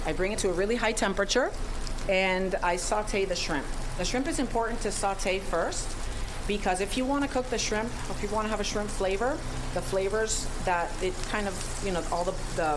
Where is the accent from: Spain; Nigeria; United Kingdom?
Spain; now in United States; I'm from Spain, so I kind of was brought up with all the tricks and secrets of paella